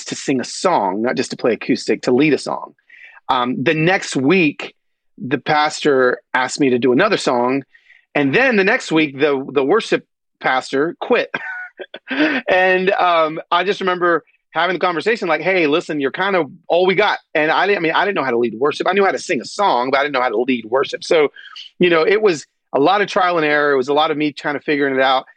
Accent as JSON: {"language": "English", "town": "Atlanta", "region": "Georgia", "country": "United States", "tie": "born or raised there", "also_born_or_lived": "East Los Angeles, California", "said": "my childhood of growing up in the Deep South"}